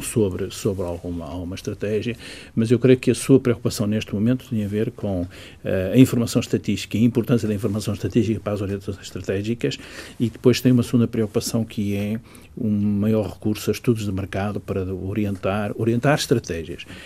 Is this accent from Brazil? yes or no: no; Portugal; o Portugal onde eu nasci